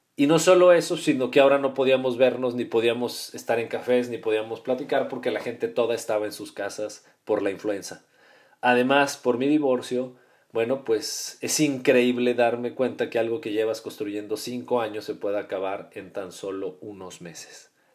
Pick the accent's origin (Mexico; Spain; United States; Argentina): Mexico; Guadalajara, Jalisco; also born or lived in Mexico City; nosotros nacimos en el Distrito Federal y nos cambiamos muy, muy chicos, yo tendría siete años, nos venimos a vivir a la ciudad de Guadalajara